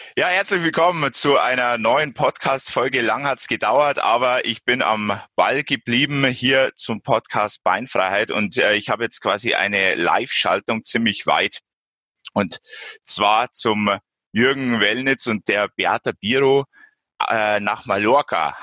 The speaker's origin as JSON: {"language": "German", "region": "Bavaria", "country": "Germany", "said": "bei uns in Bayern"}